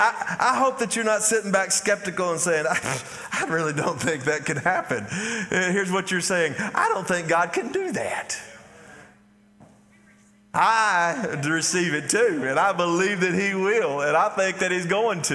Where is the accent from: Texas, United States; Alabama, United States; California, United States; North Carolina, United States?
Texas, United States; Athens; I grew up here. I grew up in Athens, Texas